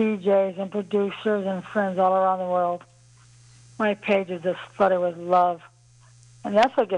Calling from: Cleveland, Ohio, United States; Yeah, I'm in Cleveland, Ohio tonight. I reside in Lakewood, but I'm

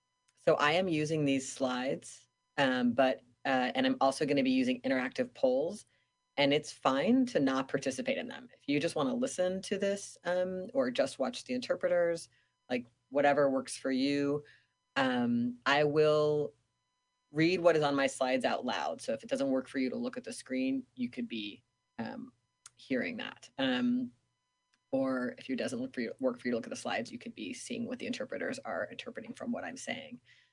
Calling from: Seattle, Washington, United States; I am calling in from Duwamish Land, Seattle, Washington

